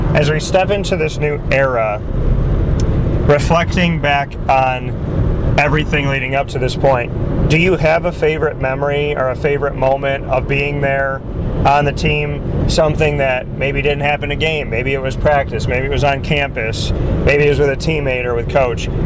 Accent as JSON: {"language": "English", "town": "Syracuse", "region": "New York", "country": "United States", "tie": "born or raised there", "said": "I say this as someone who's born and raised in Syracuse"}